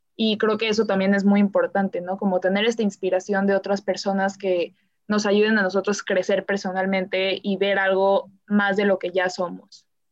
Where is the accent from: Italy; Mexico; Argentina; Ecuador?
Mexico; soy mexicana